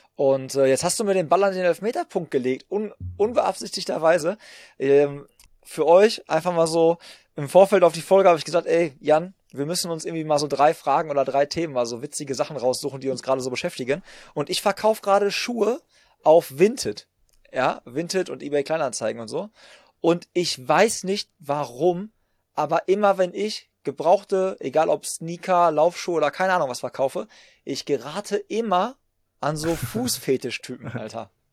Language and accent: German; Hagen, North Rhine-Westphalia, Germany; bei uns in Hagen, wo ich herkomme